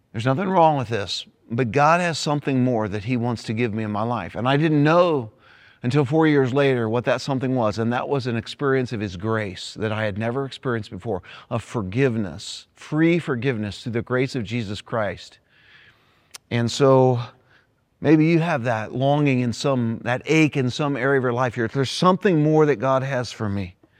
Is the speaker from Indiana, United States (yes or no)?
yes; Greenwood, Indiana, United States; my hometown, Greenwood, Indiana.